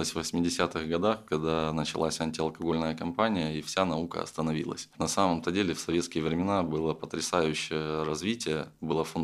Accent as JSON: {"language": "Russian", "region": "Crimea", "country": "Ukraine", "said": "Я говорю, я из Крыма. Говорит, здорово, у вас там институт Магарач есть. Я говорю, конечно, есть, у меня там еще дедушка работает."}